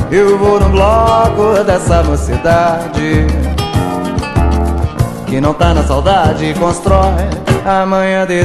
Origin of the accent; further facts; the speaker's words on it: Gurupá, Pará, Brazil; sou de Gurupá, Pará, Brasil.